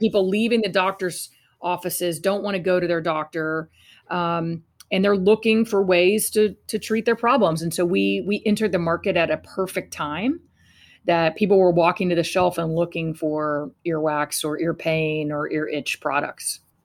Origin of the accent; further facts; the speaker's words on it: Fort Worth, Texas, United States; I was raised in Fort Worth, Texas